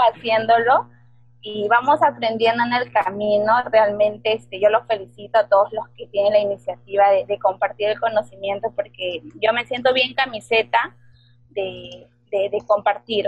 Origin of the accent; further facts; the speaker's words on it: Peru; soy de Perú